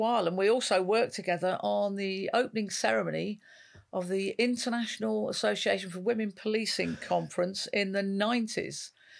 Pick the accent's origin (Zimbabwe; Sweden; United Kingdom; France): United Kingdom; North West England; moved away as an adult; now in London, United Kingdom; Originally, I moved from the northwest all the way down to London at the time in 1983, all those years ago.